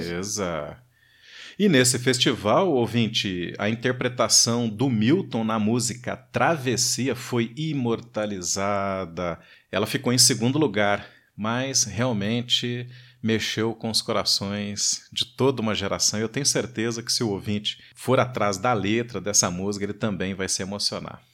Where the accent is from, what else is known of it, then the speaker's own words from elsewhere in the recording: Varginha, Minas Gerais, Brazil; eu nasci em Varginha